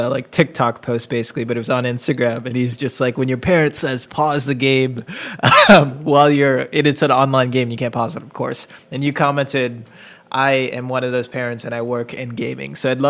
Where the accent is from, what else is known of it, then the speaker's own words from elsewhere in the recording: St. Paul, Minnesota, United States; I'm originally from Minneapolis. I grew up in St. Paul, so it's really cool just seeing my hometown actually do something